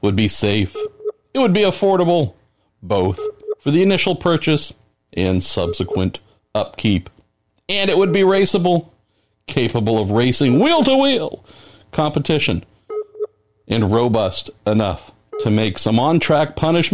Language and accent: English; United States; as an American